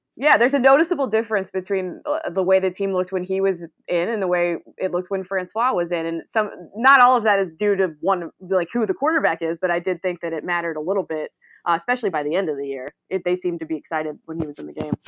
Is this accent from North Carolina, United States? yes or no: yes; Greensboro, North Carolina, United States; now in Raleigh, United States; Born and raised in Greensboro, mere minutes from where the A C C was actually founded